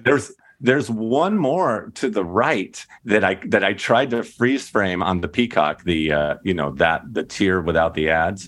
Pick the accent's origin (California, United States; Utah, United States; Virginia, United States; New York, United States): California, United States; Inland Empire; I grew up in the Inland Empire.